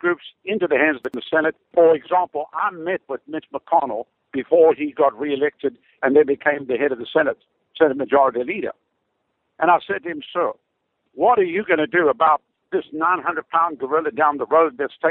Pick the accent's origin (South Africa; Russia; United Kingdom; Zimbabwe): South Africa; moved away as an adult; now in Tampa Bay, United States; I come from Africa